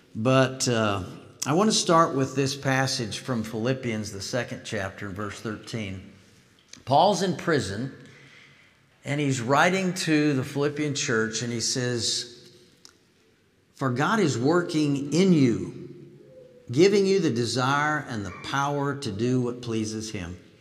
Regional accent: Illinois, United States; moved away; also born or lived in Arkansas; I grew up in Illinois

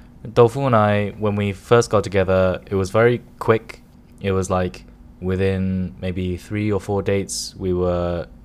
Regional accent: United Kingdom; now in Hong Kong; I'm a British audience too.

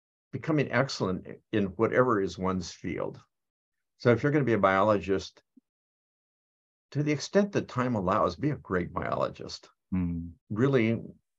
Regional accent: United States; I am American

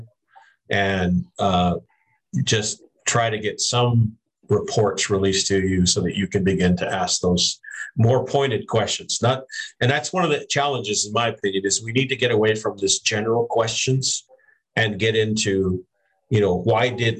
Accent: Tucson, Arizona, United States; I was from Tucson

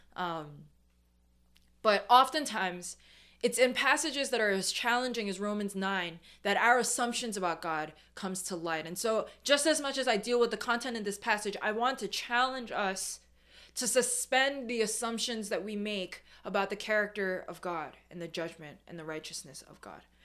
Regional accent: New York City, New York, United States; I'm second gen, I'm born and raised in New York. The first thing that you'll notice about me is that I'm a New Yorker

